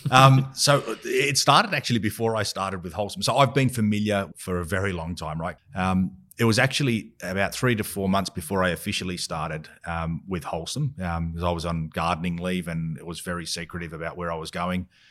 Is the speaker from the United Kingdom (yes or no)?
no; Australia; growing up in Australia